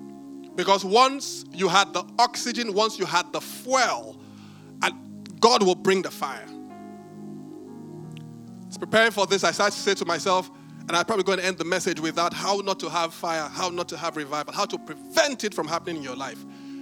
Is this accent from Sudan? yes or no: no; Benin; When I was growing up, I grew up in Benin